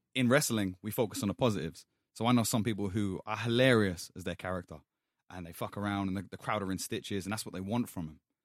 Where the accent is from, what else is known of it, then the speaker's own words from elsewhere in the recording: London, United Kingdom; I grew up in Hackney